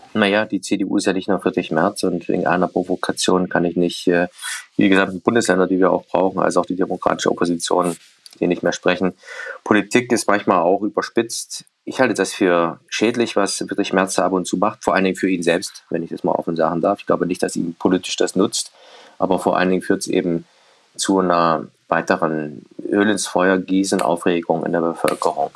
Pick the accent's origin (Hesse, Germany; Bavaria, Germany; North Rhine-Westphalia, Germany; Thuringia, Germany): Thuringia, Germany; Erfurt; ich bin ja natürlich bin in der Kurve von Rot-Weiß Erfurt groß geworden